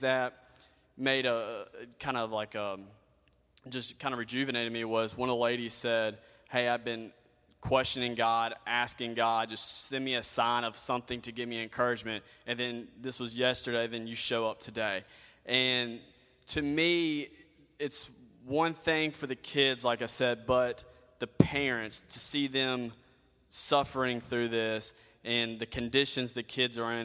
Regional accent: United States; being an American

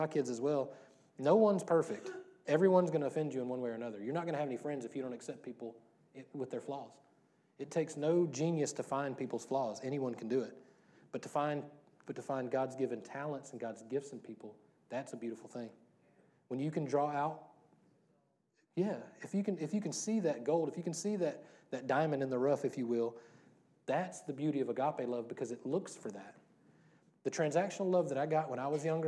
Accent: Louisiana, United States; I grew up in Louisiana

